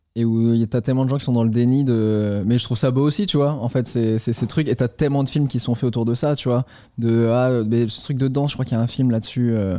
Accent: Caen, Normandy, France; moved away as an adult; also born or lived in Toulouse; je suis de Normandie, je suis de Caen au départ

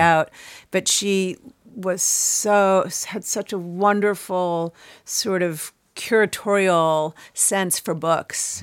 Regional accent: Chicago, Illinois, United States; moved away as an adult; now in New York, United States; grew up in Chicago

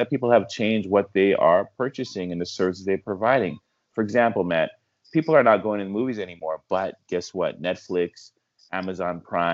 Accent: Canada; I'm Canadian

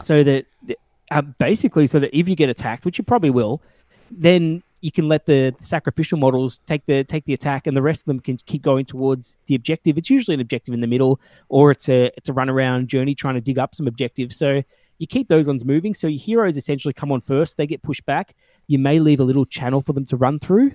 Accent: Melbourne, Victoria, Australia; I'm a gamer from Australia, Melbourne, in Australia

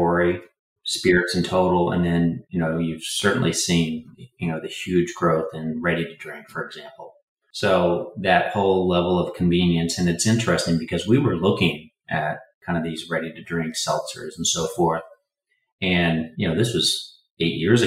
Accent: Indiana, United States; I was born in the Midwest in Indiana

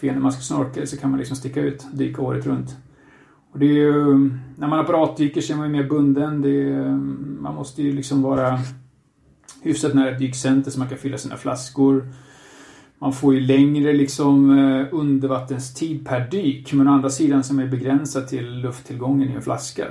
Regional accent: Katrineholm, Södermanland, Sweden; moved away as an adult; also born or lived in China; now in Spain; Jag kommer från eh, Katrineholm, Sörmlandska skogarna. Ehm, bor nu för tiden i Spanien sedan några år tillbaka.

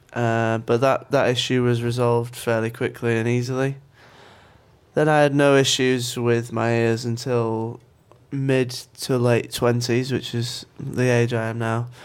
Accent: York, Yorkshire and the Humber, United Kingdom; accent: York; I'm from York, in England

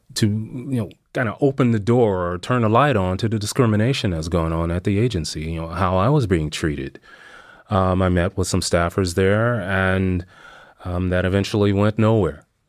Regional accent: Missouri, United States; moved away as an adult; I did eventually end up back in my hometown in Missouri.

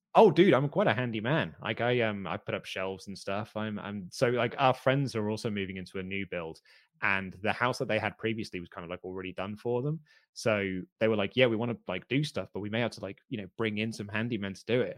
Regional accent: United Kingdom; as a Brit

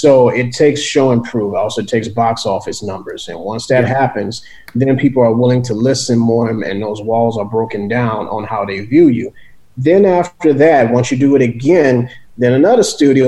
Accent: New Orleans, Louisiana, United States; growing up in New Orleans

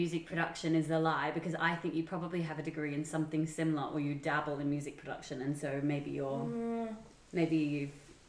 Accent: Australia; I'm Australian.

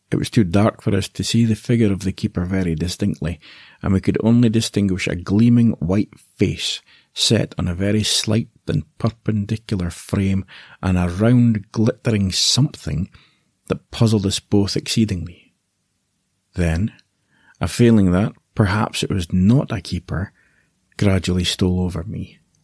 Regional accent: Aberdeen, Scotland, United Kingdom; I was born in Aberdeen, in the northeast of Scotland

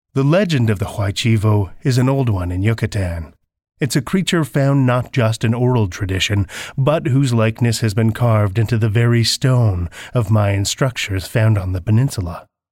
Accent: Saskatoon, Saskatchewan, Canada; I'm from Saskatoon, Saskatchewan, Canada

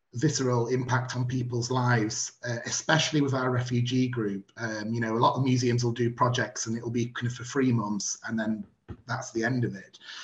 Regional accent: Barnsley, Yorkshire and the Humber, United Kingdom; in my hometown

